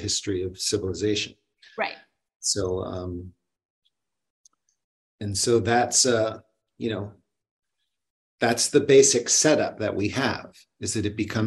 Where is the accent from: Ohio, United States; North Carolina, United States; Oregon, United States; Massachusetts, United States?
Massachusetts, United States; Boston; I was born in Boston